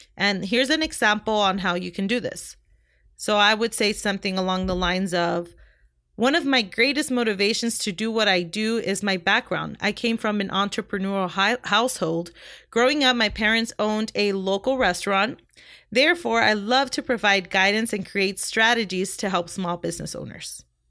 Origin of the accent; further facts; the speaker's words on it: Compton, California, United States; also born or lived in Long Beach, California; I was born in Long Beach, California, and raised in Compton, California. And I lived there practically my whole life